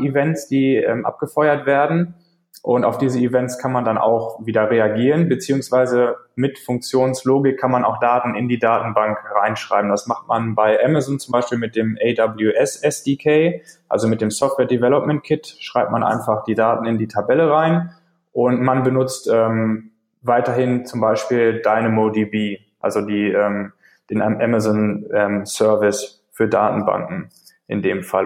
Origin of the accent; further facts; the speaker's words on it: Paderborn, North Rhine-Westphalia, Germany; ich komme aus Deutschland, aus Paderborn, um genau zu sein